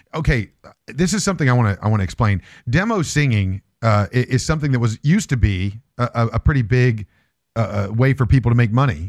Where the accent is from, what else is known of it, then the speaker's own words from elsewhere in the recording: Morgantown, West Virginia, United States; I'm from West Virginia